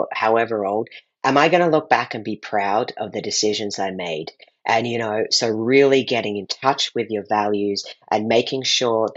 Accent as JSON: {"language": "English", "country": "Australia", "tie": "born or raised there", "said": "I grew up in Australia, so I grew up eating every morning yeast paste, otherwise known as Vegemite"}